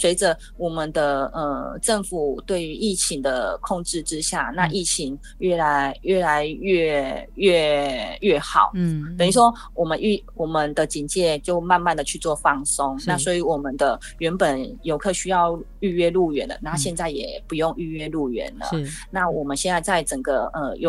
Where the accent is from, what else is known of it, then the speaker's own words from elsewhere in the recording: Taiwan; 我们台湾人真的很棒，